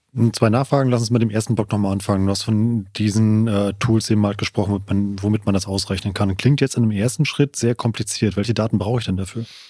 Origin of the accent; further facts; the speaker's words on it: Siegerland, North Rhine-Westphalia, Germany; meine Heimatregion, das Siegerland